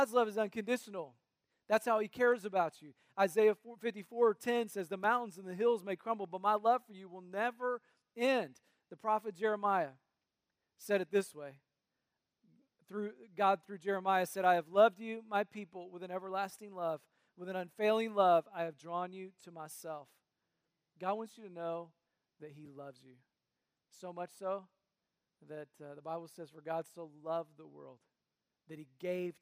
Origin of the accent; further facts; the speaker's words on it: North Carolina, United States; now in Cincinnati, United States; I grew up in North Carolina, so if an occasional y'all slips out, you'll know why.